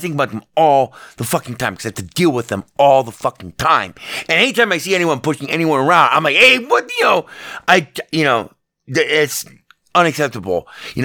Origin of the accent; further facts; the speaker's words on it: Las Vegas, Nevada, United States; a guy born and raised in Las Vegas